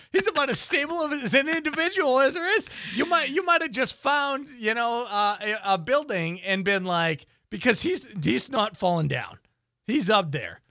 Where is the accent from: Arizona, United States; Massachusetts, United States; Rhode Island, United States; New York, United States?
Massachusetts, United States; Boston; I grew up in Boston